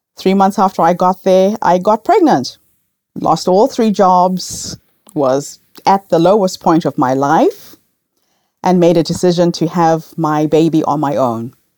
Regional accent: Zimbabwe; moved away as an adult; also born or lived in New Zealand; now in Melbourne, Australia; I grew up in Rhodesia at a time when we had racial segregation

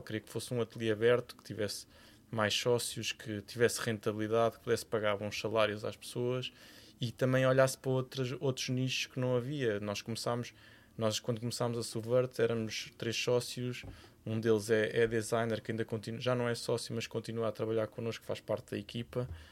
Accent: Cascais, Lisbon, Portugal; vivi praticamente metade da minha infância em Cascais, porque os meus avós eram de Cascais

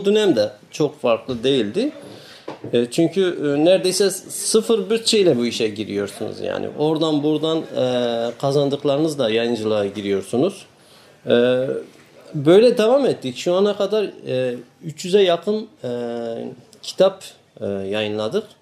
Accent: Diyarbakır, Diyarbakır Province, Turkey; born there; moved away as an adult; now in İzmir, Turkey; 1975 Diyarbakır'da doğumluyum. E, 97 yılından beri İzmir'de yaşamaktayım.

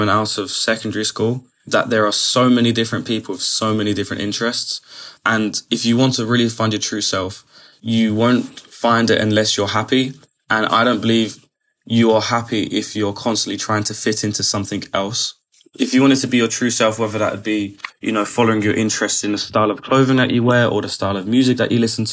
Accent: London, United Kingdom; I'm 19 years old and I'm from London.

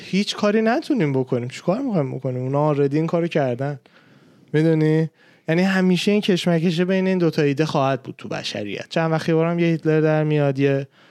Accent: Iran; من به عنوان یه ایرانی اصطلاحا اصطلاحا میگن فارس

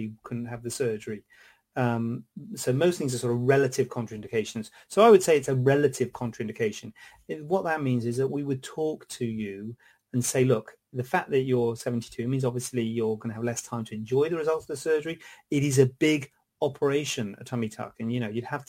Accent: Cornwall, South West England, United Kingdom; also born or lived in London; now in Birmingham, United Kingdom; Born in London, and I was brought up in Cornwall

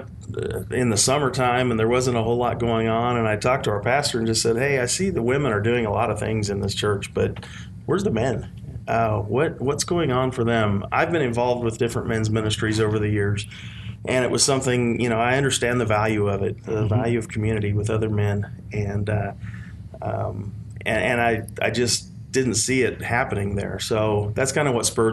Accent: South Central Kansas, United States; So I grew up in South Central Kansas, and kind of a rural community

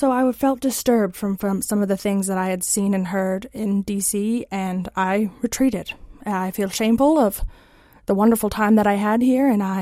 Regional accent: Warren, Connecticut, United States; moved away as an adult; now in Washington, United States; I'm originally from Warren, Connecticut. A uh, lovely little small town, not a lot of people, less than 2,000, I believe. Um, that's where I grew up.

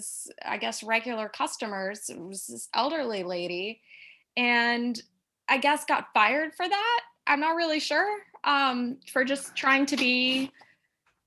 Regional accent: Midwest, United States; I'm from the Midwest

